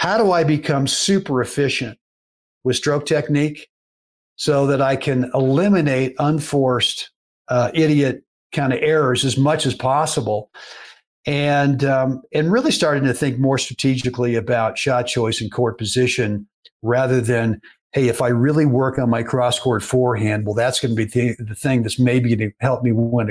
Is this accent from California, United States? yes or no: yes; Berkeley, California, United States; as a kid growing up in Berkeley, California